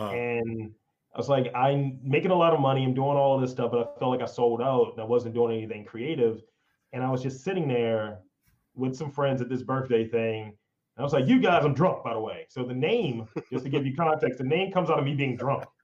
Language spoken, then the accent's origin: English; Baltimore, Maryland, United States; Born Baltimore. and raised.